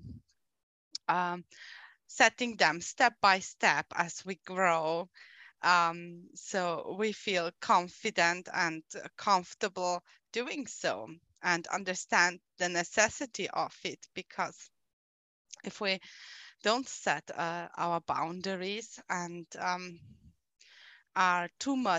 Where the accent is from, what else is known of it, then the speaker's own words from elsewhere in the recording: Austria; I am from Austria